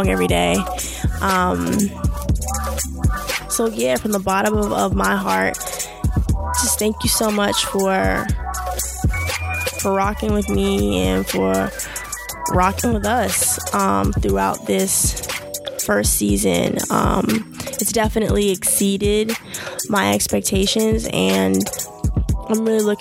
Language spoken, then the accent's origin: English; Jamaica; I'm Jamaican